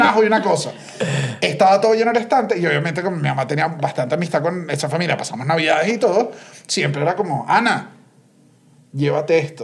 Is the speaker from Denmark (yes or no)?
no; Venezuela; moved away as an adult; now in Mexico